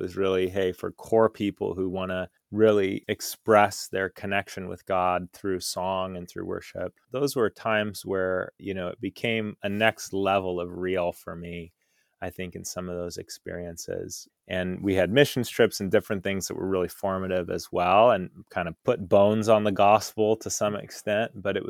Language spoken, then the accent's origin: English; Folsom, California, United States; Growing up, I grew up in Northern California in near Sacramento in a town called Folsom, and I had three brothers.